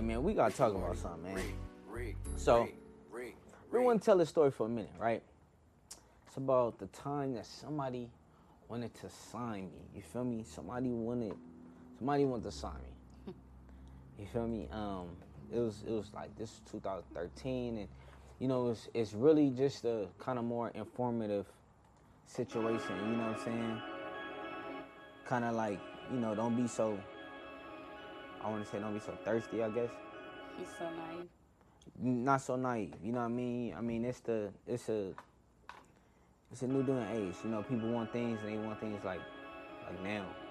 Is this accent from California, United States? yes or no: yes; Inglewood, California, United States; I was born in Inglewood, born and raised in Inglewood